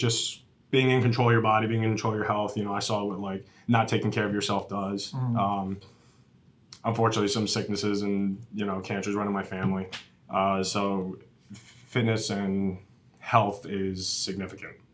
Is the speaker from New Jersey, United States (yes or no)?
yes; New Jersey, United States; moved away; Originally from Jersey, Jersey boy